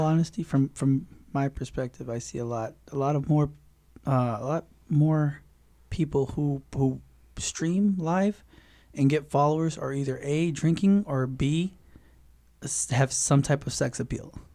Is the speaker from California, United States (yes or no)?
no; Hammond, Indiana, United States; now in Fort Wayne, United States; I'm from Hammond